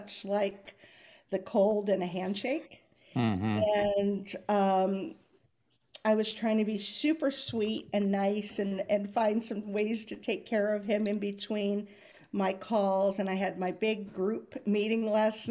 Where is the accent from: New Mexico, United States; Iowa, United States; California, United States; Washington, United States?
California, United States; Southern; moved away; I am originally from Southern California